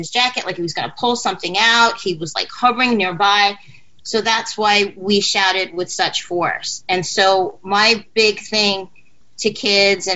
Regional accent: New York City, New York, United States; I grew up in New York City. I went to high school here.

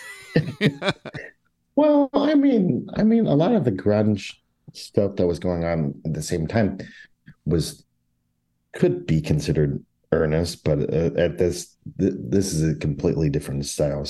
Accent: St. Louis, Missouri, United States; now in Chicago, United States; I grew up in the St. Louis area.

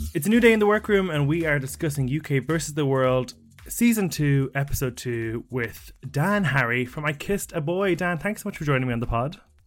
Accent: Ireland; as an Irishman

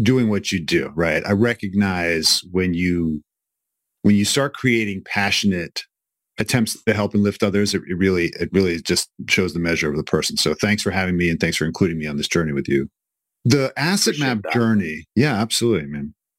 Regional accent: New York City, New York, United States; moved away as an adult; also born or lived in Philadelphia; I'm originally from New York City

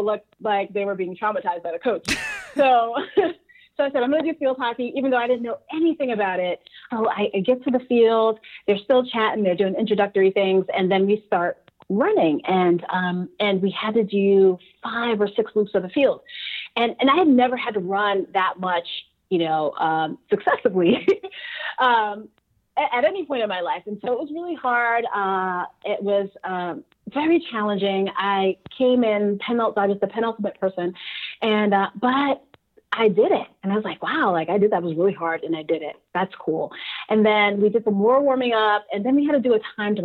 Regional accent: New York City, New York, United States; moved away; I'm from Brooklyn

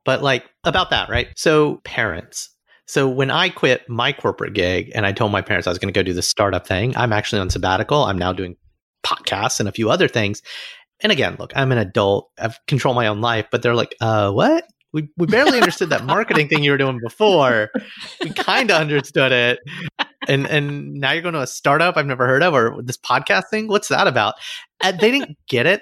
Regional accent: Alabama, United States; I'm from Alabama, like, fellow Southerner

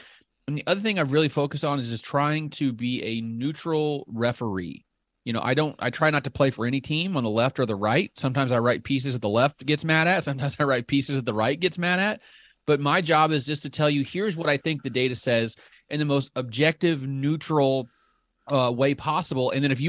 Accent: Illinois, United States; Yeah, I grew up in Southern Illinois. So I've got a little bit.

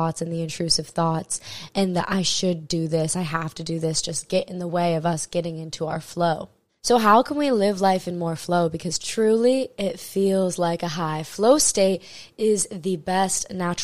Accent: Maui, Hawaii, United States; I'm born and raised in Maui, Hawaii

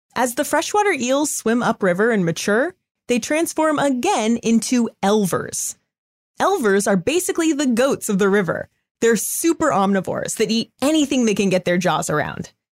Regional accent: Southern California, United States; I was born in Southern California

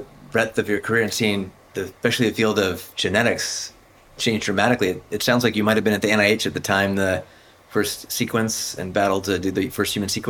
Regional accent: Silver Spring, Maryland, United States; I grew up in Silver Spring.

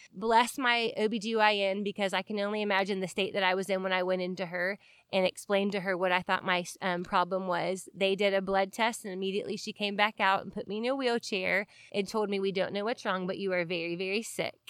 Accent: Marietta, Georgia, United States; I grew up in Marietta, Georgia, in a Christian home

